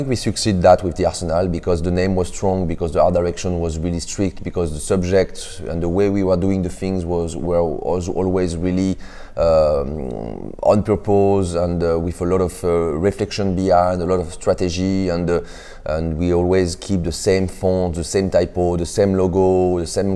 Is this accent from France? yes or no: yes; Paris, Île-de-France, France; English is a second language; moved away as an adult; now in United States; I'm coming from France, Paris. I came in the US 2 years ago.